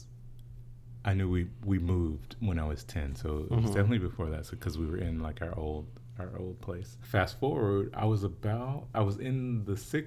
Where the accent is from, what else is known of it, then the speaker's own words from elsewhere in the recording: the South, United States; I'm from the South